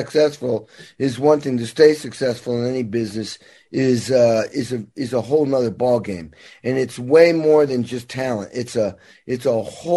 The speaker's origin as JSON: {"language": "English", "region": "Massachusetts", "country": "United States", "tie": "born or raised there", "also_born_or_lived": "Indiana", "moved": "yes", "lives_now": "Los Angeles, United States", "said": "I grew up in Massachusetts, but spent 35 years in Indiana for obvious reasons"}